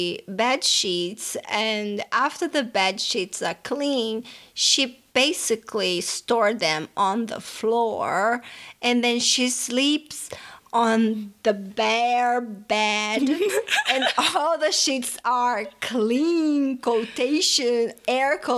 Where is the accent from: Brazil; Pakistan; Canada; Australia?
Brazil; Fortaleza, Ceará; accent: Brazilian; first language Portuguese; English is a second language; moved away; I was born and raised in Fortaleza, Brazil. Fortaleza, Ceará, Brazil